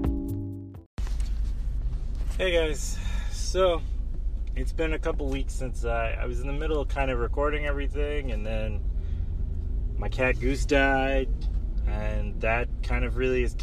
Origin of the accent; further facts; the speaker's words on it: rural North Carolina, United States; now in Takoma Park, United States; I grew up in rural North Carolina, so it's like Matthews, Mint Hill, Charlotte area.